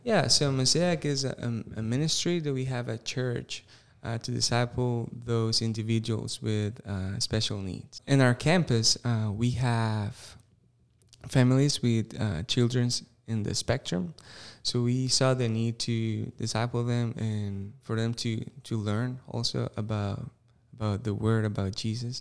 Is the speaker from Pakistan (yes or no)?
no; Costa Rica; English is a second language; moved away as an adult; now in Greenville, United States; I was born and raised in Costa Rica.